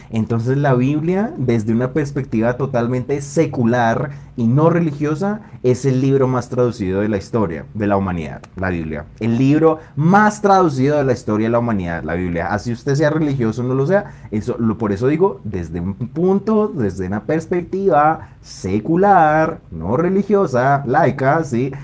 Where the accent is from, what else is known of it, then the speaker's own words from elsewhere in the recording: Bogotá, Colombia; yo soy bogotano de acá